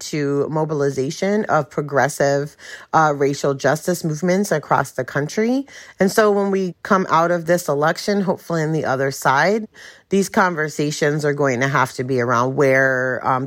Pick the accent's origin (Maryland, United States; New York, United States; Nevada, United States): New York, United States; New York City; now in Charlotte, United States; I'm originally from Brooklyn, New York, but I live in Charlotte, North Carolina